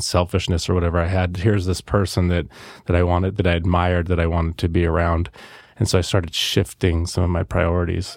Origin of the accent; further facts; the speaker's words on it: Salem, Oregon, United States; I was born here in Salem, Oregon. Lived here my entire life so far